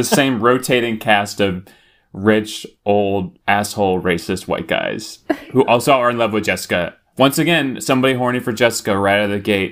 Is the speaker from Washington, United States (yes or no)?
yes; Washington, United States; we are all from Washington